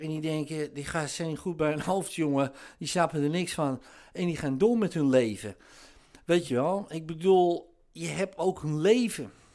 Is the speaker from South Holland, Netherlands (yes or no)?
no; near Amsterdam, North Holland, Netherlands; dat hoor je natuurlijk wel aan mijn accent. Ik kom uit de buurt van Amsterdam